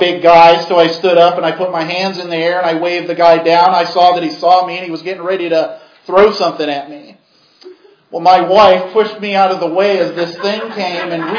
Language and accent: English; Portage, Michigan, United States; I grew up in Portage, Michigan, near Kalamazoo